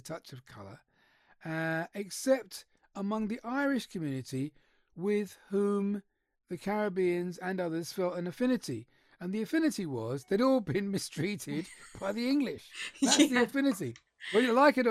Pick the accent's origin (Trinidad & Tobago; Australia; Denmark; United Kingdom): Trinidad & Tobago; I was born in Trinidad and Tobago